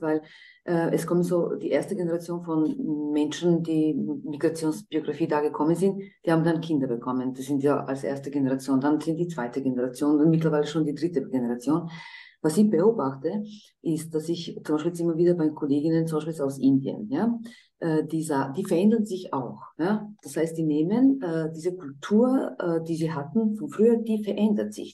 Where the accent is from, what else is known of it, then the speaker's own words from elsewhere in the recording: Croatia; moved away; ich komme selber aus Kroatien und bin eigentlich aus einer gemischten Ehe